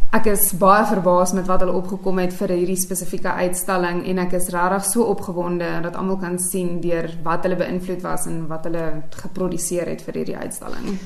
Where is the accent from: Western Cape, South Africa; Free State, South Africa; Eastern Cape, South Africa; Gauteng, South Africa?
Gauteng, South Africa; Vereeniging; also born or lived in Pretoria, South Africa; now in Queenstown, South Africa; ek's oorspronklik van Vereniging af.